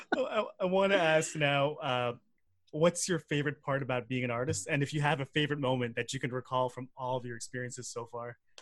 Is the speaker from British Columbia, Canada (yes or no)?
no; South Shore, Quebec, Canada; I grew up in the South Shore, being the only, uh, person of color